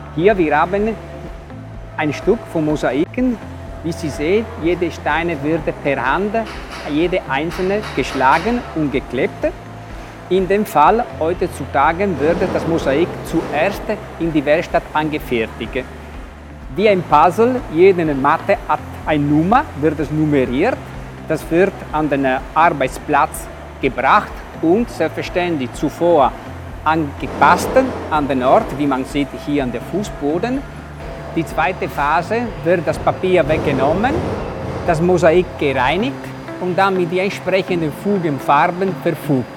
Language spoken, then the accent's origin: German; Italy; German is a second language; ich als Italiener